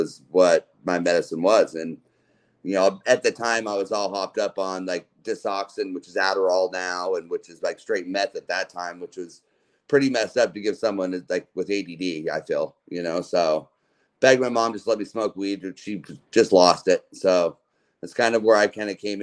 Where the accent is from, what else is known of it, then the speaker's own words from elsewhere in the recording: Utah, United States; moved away; also born or lived in Oakland / Lake County / Mendocino; I grew up in Utah. I was Utah born and raised in a Mormon family